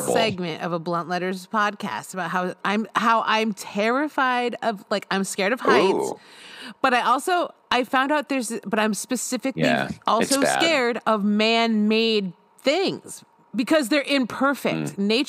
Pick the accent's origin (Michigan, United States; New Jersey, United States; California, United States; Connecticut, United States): Connecticut, United States; moved away; also born or lived in Brooklyn, New York City; I'm from Connecticut.